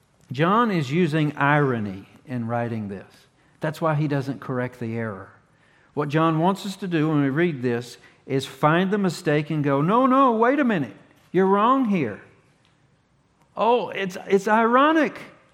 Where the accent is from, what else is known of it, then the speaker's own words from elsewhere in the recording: North Carolina, United States; A lot of people would think that I'm from Virginia. I'm not. I'm from Carolina. I was born in Durham County General Hospital in 1978.